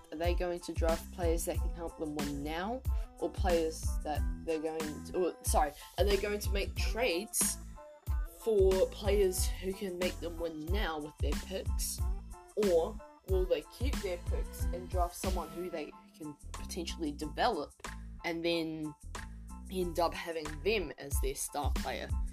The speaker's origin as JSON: {"language": "English", "country": "New Zealand", "said": "I'm from New Zealand"}